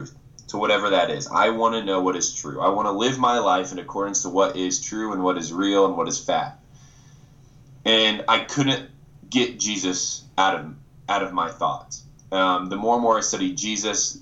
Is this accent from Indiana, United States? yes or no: yes; Winona Lake, Indiana, United States; moved away; I grew up in Indiana, an incredible family. I'm an only child and I was raised in the church. I actually come from Winona Lake, Indiana